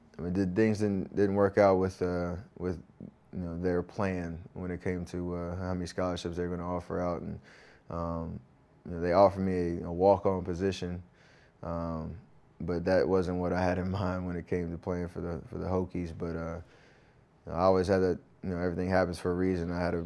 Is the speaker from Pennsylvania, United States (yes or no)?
no; North Carolina, United States; growing up in Tar Heel country and in North Carolina.